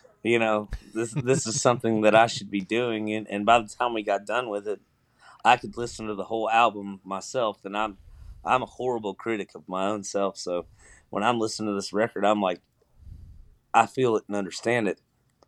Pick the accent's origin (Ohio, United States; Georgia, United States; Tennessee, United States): Georgia, United States; also born or lived in Kentucky; And I'm originally from Georgia. So I thought it was cool there because I spent a lot of summers in Georgia bouncing back and forth from Kentucky and Georgia back and forth.